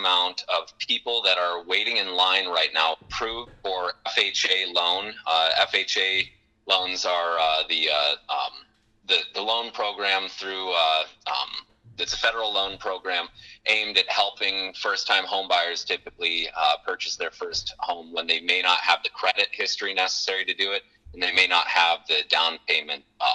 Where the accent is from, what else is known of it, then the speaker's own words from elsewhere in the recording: Watford City, North Dakota, United States; moved away as an adult; also born or lived in Denver; I'm from Watford City originally. I grew up here.